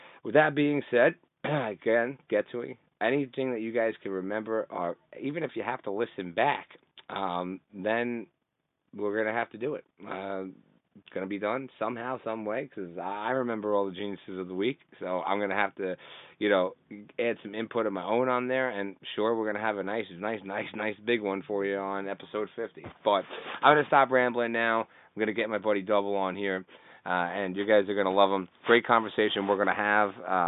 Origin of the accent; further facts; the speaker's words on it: Canada; I'm Canadian